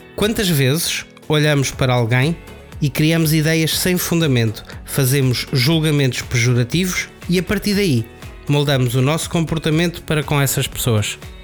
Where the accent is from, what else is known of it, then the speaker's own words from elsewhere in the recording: Aveiro, Centro, Portugal; also born or lived in Porto; eu sou da Aveiro